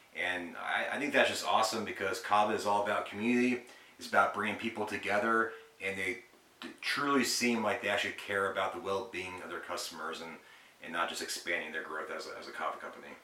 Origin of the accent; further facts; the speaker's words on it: Arizona, United States; moved away as an adult; now in Alabama, United States; we're originally from Arizona and we moved out here to Alabama uh, almost a year ago.